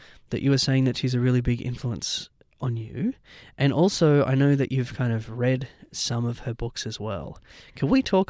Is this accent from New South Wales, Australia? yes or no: yes; Taree, New South Wales, Australia; moved away; I'm a country boy, so. Whereabouts? I'm from Taree.